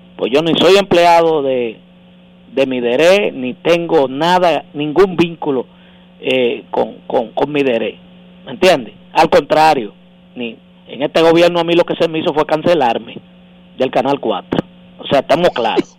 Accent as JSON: {"language": "Spanish", "town": "Santo Domingo", "region": "Distrito Nacional", "country": "Dominican Republic", "tie": "born or raised there", "said": "Yo nací en Villajuana"}